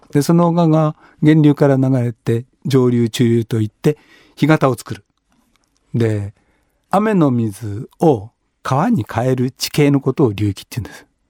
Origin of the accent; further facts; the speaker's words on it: Yokohama, Kanagawa, Japan; 僕が育った町っていうのは横浜市鶴見区向井町三